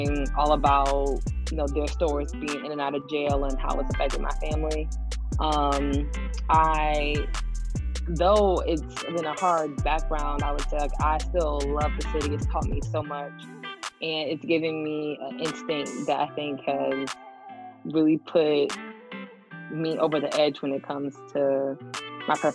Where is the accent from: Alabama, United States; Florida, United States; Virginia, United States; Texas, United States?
Florida, United States; Miami Gardens; moved away as an adult; now in Atlanta, United States; I'm originally from Miami Gardens, Florida